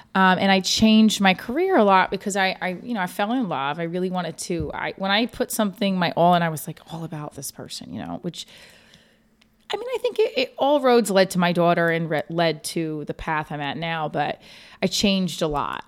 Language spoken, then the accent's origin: English; New Jersey, United States; I'm from Jersey, but I am right outside New York City